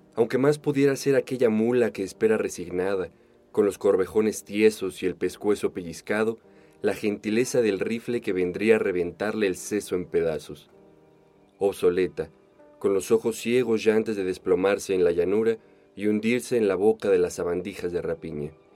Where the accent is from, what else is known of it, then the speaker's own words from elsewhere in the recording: Mexico; como mexicano el tono de Rulfo tan cantarín se te pega en tres patadas